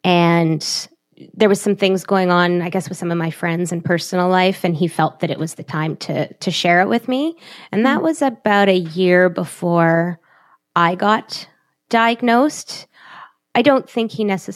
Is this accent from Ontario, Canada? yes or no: yes; Toronto, Ontario, Canada; also born or lived in Montreal; we're from Toronto